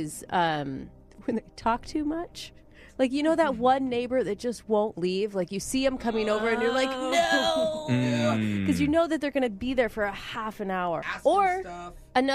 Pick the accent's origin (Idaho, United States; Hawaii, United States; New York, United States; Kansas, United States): Idaho, United States; moved away; you could all move to my hometown. There is literally not one stoplight.